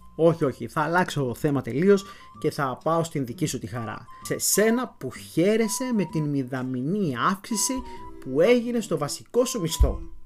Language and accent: Greek; Florina, Western Macedonia, Greece; moved away; στην ιδιαίτερη πατρίδα μου, στην Φλόρινα